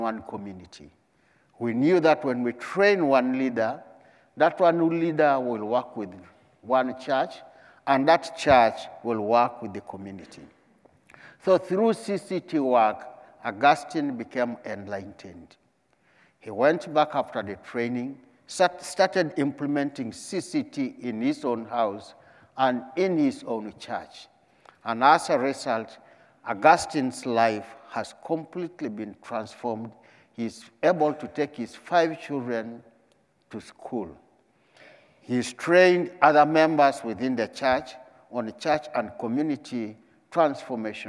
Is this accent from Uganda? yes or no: yes; Uganda; I come from Uganda, and I'm the country director for Tear Fund based in Uganda